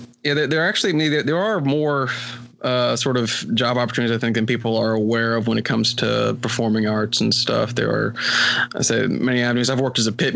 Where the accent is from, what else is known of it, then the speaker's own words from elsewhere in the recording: West Virginia, United States; here in my home state of West Virginia